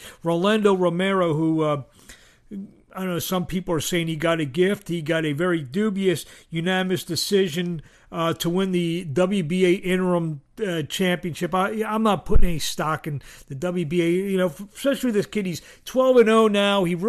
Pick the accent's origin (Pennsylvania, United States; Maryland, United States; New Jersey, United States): Pennsylvania, United States; Philadelphia; I'm from Philadelphia